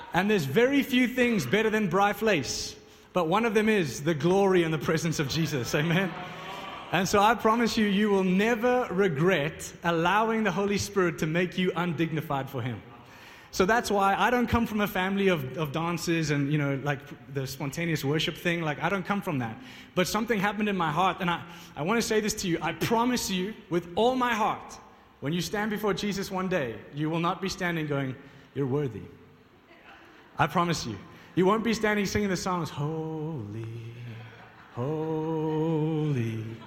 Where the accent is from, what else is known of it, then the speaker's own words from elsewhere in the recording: Johannesburg, Gauteng, South Africa; I'm not from uh, Pretoria, I'm from Johannesburg